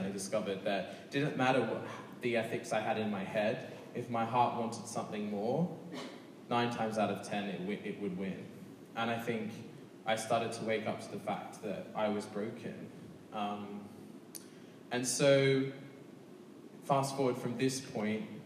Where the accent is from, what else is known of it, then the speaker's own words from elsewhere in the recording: Sydney, New South Wales, Australia; moved away; I come obviously from Sydney, Australia, which is the second, which has the second largest gay and lesbian population. So when I was growing up, I was in a conservative Church of England boys' school